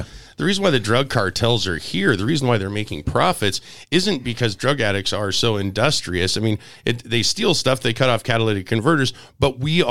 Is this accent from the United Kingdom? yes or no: no; Spokane, Washington, United States; I grew up in Hilliard